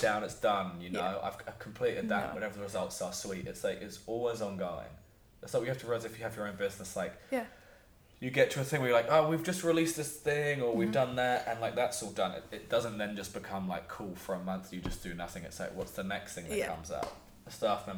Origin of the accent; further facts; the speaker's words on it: Woking, South East England, United Kingdom; I am from Woking in Surrey